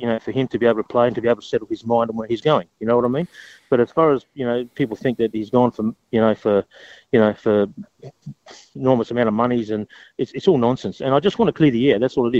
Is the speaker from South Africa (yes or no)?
no; Adelaide, South Australia, Australia; It's my hometown. You know, it's my hometown.